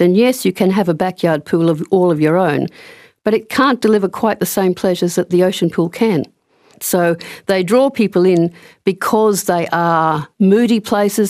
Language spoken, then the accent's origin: English; Brisbane, Queensland, Australia; moved away as an adult; also born or lived in Canberra / Shoalhaven, New South Wales; now in Perth, Australia; I wasn't always based in Perth. I grew up in Brisbane